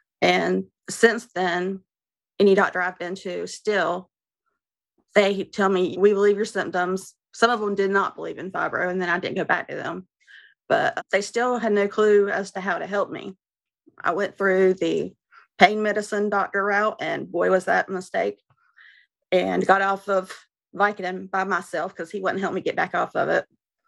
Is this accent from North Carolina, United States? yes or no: yes; North Carolina, United States; I'm 49. I'm from North Carolina.